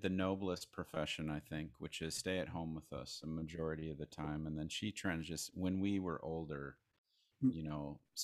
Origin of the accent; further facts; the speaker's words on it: Crookston, Minnesota, United States; I was born in Crookston, Minnesota in 1979